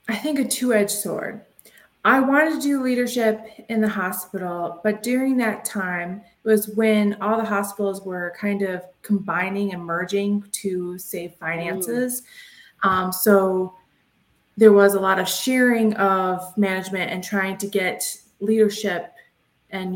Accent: Detroit, Michigan, United States; moved back near my hometown, Metro Detroit, Michigan

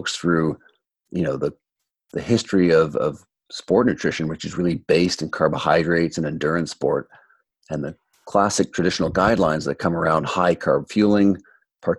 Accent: Toronto, Ontario, Canada; when I was growing up in Toronto 20 years ago

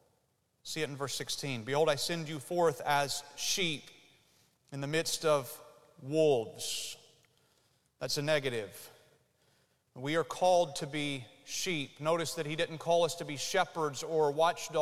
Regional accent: United States; you and I as Americans

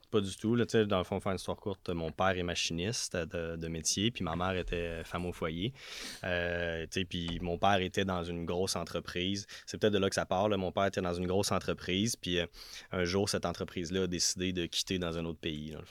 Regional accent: Notre-Dame-de-l'Île-Perrot, Quebec, Canada; moved away as an adult; now in Quebec City, Canada; je viens de l'ouest de Montréal, sur une petite île qui s'appelle l'île Perrault, plus précisément Notre-Dame de l'île Perrault

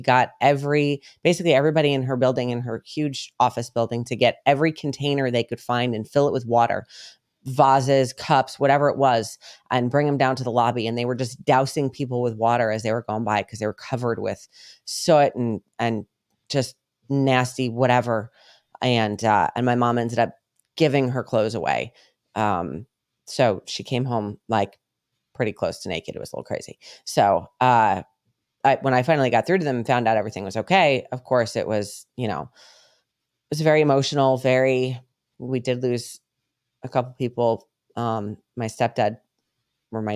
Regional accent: United States; moved away; also born or lived in New York / Connecticut / Colorado; we grew up in New York and then Connecticut.

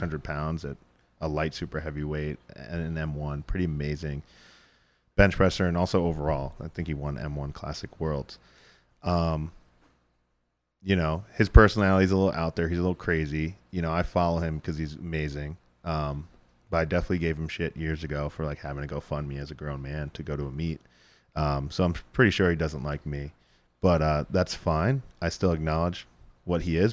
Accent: Northeast, United States; we're, we're from the Northeast

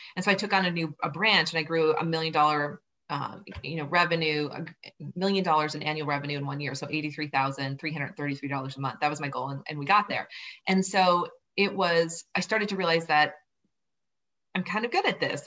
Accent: southern Minnesota, United States; moved away as an adult; also born or lived in Boulder; I grew up on a farm in southern Minnesota

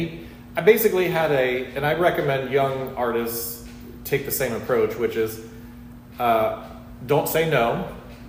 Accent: Cincinnati, Ohio, United States; moved away as an adult; also born or lived in Memphis / Florida; now in Savannah, United States; I'm from Cincinnati

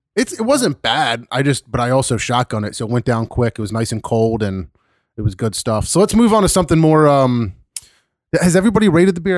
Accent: Philadelphia, Pennsylvania, United States; I was from Philly

